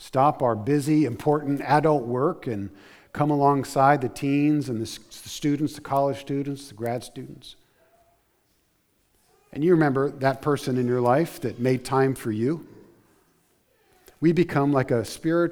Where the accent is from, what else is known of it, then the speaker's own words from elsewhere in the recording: United States; us as American Christians